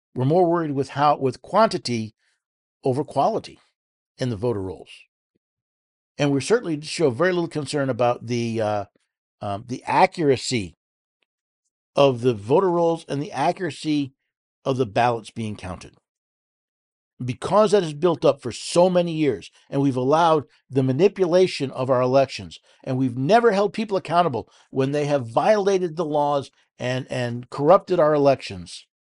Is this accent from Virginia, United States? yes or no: no; New York City, New York, United States; moved away; I, I was born in New York City. Lived there as a child